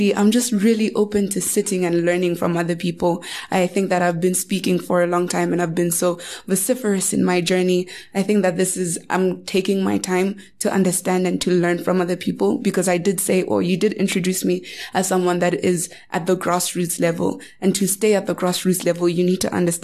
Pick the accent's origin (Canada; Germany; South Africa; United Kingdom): South Africa; I am South African